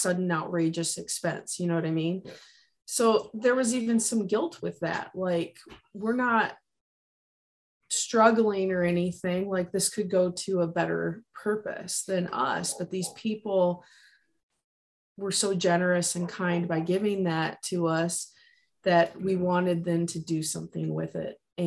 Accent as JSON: {"language": "English", "region": "Michigan", "country": "United States", "tie": "born or raised there", "said": "a military surplus store in my hometown in Michigan"}